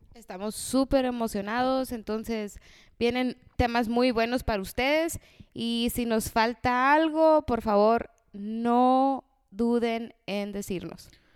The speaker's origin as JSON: {"language": "Spanish", "country": "Mexico", "said": "como buen mexicano"}